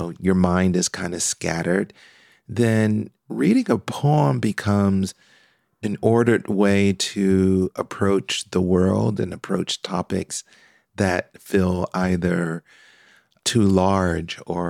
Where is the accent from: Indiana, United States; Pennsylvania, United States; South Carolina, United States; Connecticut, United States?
Pennsylvania, United States; Philadelphia; now in Nashville, United States; Yes, I was, and it's still dear to my heart, no matter where I am in the world.